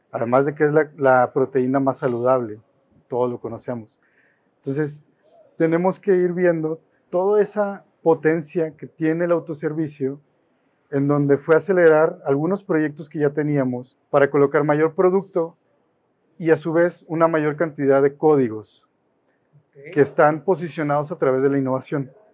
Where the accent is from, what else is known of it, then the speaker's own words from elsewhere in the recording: Mexico; Como mexicanos